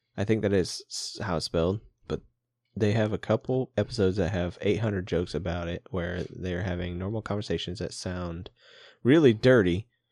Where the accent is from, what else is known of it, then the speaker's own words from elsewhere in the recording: Papillion, Nebraska, United States; moved away; we're from the Papillion area